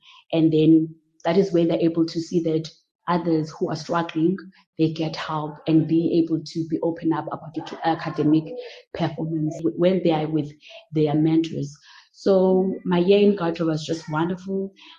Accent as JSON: {"language": "English", "town": "Grahamstown", "region": "Eastern Cape", "country": "South Africa", "said": "So I was privileged enough that I was from Grahamstown and I was from Ntsika."}